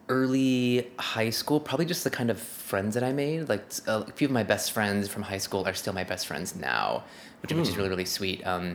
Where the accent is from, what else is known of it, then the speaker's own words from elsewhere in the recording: Santa Clarita, California, United States; I'm from the Santa Clarita Valley.